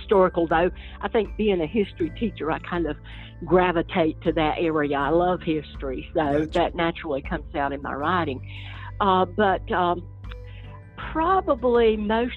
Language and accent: English; foothills of the Appalachian Mountains, North Carolina, United States; accent: Southern; I grew up in the foothills of the Appalachian Mountains in North Carolina